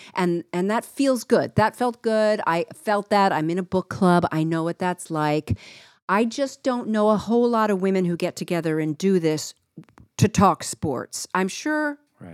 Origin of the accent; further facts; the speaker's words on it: East Coast, United States; I grew up on the East Coast